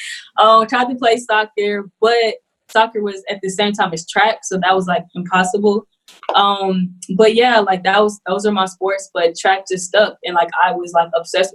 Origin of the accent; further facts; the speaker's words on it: Houston, Texas, United States; also born or lived in Greenville, South Carolina; I was born in Greenville, South Carolina. I moved to Houston, Texas when I was two, and that's where I was raised